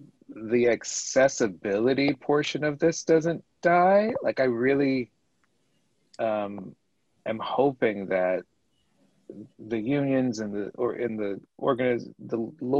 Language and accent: English; the South, United States; So I'm from the South, Morgan is from the Bay Area.